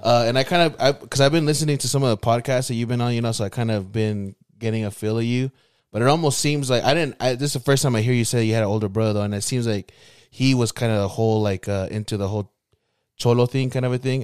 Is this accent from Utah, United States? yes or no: yes; West Valley City, Utah, United States; I'm from West Valley